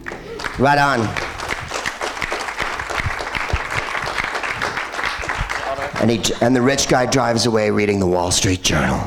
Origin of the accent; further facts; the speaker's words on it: San Francisco, California, United States; I'm from San Francisco, and this is real San Francisco